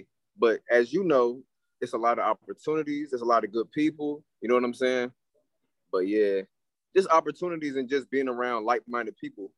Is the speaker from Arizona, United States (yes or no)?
no; Hampton, Virginia, United States; moved away as an adult; now in Atlanta, United States; You know what I'm saying? I'm an artist from Hampton, Virginia.